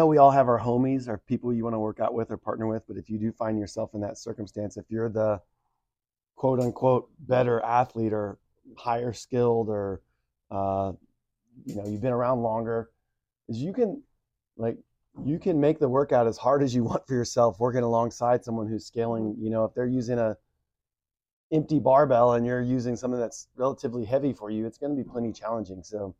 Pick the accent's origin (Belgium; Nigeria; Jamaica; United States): United States; Texas; I come from Texas.